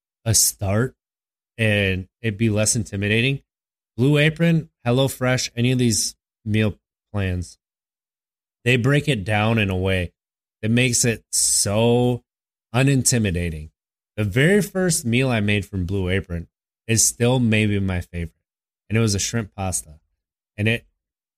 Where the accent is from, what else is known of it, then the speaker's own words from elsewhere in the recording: Wisconsin, United States; I'm from Wisconsin